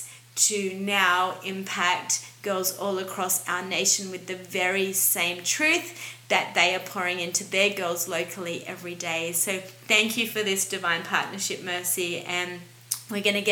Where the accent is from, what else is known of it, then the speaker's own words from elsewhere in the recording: Australia; as an Australian